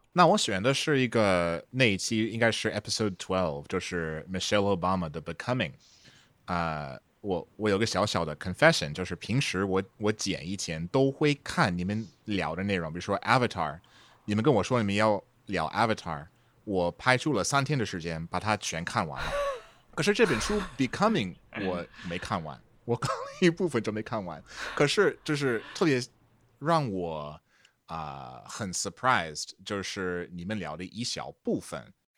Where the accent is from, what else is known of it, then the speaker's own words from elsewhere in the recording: Marshall, Texas, United States; Chinese is a second language; moved away as an adult; also born or lived in Beijing; 那时候我已经回到我老家了，马歇尔，呃，特别小，两万五千个人，这个人口